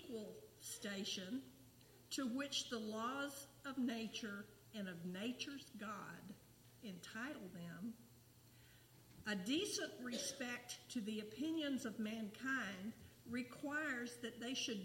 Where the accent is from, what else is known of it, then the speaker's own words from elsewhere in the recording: United States; I am still an American citizen